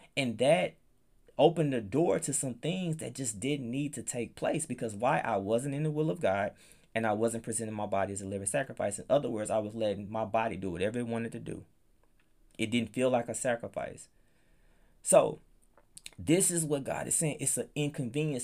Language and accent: English; Palm Bluff, United States; moved away as an adult; I grew up in Palm Bluff